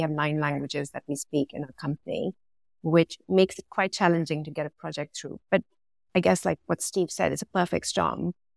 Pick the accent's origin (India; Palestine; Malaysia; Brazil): India; now in London, United Kingdom; Originally, I'm from India, so I've been born and brought up around manufacturing from where I am from